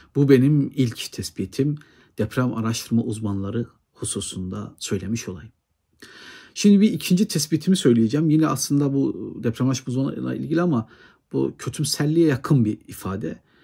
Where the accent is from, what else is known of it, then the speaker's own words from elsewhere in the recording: Erzurum, Turkey; benim memleketim Erzurum'da